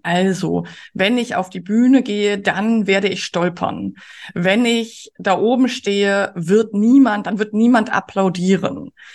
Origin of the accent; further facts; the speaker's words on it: Germany; als Menschen in Mitteleuropa, als Deutsche